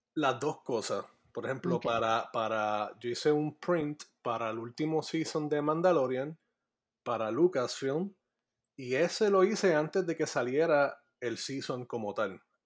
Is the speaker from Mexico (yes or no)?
no; Puerto Rico; moved away as an adult; also born or lived in Maryland, United States; now in Florida, United States; yo crecí toda mi vida en el área metropolitana. así oh, Me, me, yo viví en, entre Tuabaja y Dorado este, toda mi vida.